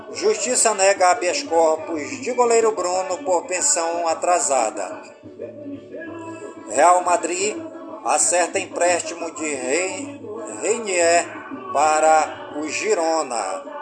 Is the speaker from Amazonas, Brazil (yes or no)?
yes; Careiro da Várzea, Amazonas, Brazil; em todas as comunidades do Careiro, da Várzea, minha cidade natal